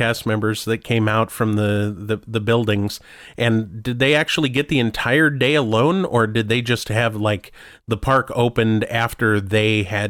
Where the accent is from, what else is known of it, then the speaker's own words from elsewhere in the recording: Hong Kong; English is a second language; Here I am from Hong Kong, you know, wow.